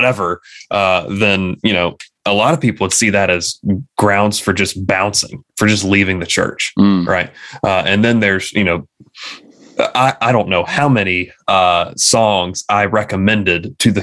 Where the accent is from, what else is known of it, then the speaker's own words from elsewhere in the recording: United States; being American Christians